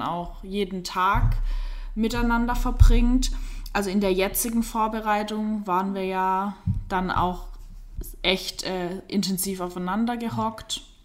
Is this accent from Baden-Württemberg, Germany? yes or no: yes; Black Forest, Baden-Württemberg, Germany; hier bei uns auf dem Dorf, also der Lars kommt auch von dort, wo ich herkomme, aus dem Schwarzwald